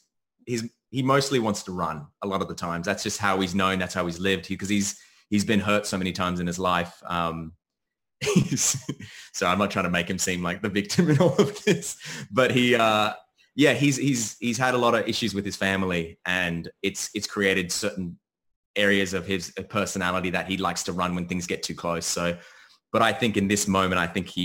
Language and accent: English; Australia; also born or lived in United States; I'm born in America, but I grew up in Australia.